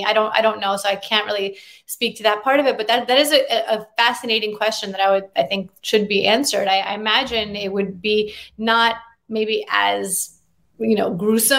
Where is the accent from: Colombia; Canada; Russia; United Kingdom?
Russia; now in United States; And while I was born in Russia, that's very rare. My father's from Ukraine. Both sides of my family are from Belarus. There was a lot of displacement post-World War II. So while I was actually born in the country of Russia